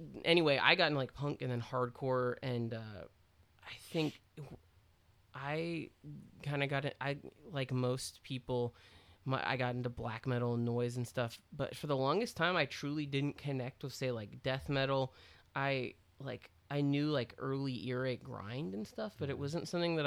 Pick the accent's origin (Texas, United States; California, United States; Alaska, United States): Texas, United States; Austin; I was a kid who got into punk. I was from Austin.